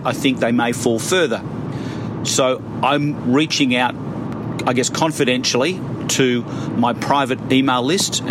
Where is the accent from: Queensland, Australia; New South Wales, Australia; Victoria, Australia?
Victoria, Australia; Melbourne; I'm from Melbourne